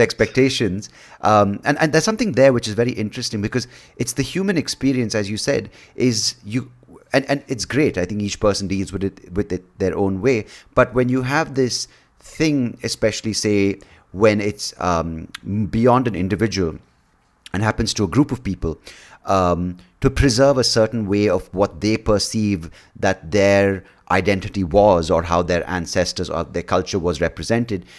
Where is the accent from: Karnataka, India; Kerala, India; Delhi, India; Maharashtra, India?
Karnataka, India; Bangalore; I'm from Bangalore, India. I was born here.